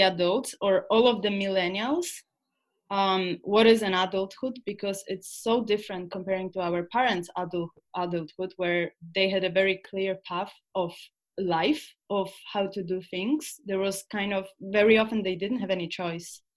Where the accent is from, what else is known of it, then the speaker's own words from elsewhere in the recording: Poland; moved away; also born or lived in Scandinavia; we are from Poland, but we moved to Scandinavian countries